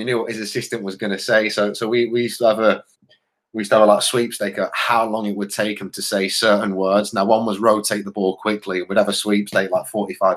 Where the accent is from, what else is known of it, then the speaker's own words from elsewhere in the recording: Sheffield, Yorkshire and the Humber, United Kingdom; We're all from Sheffield.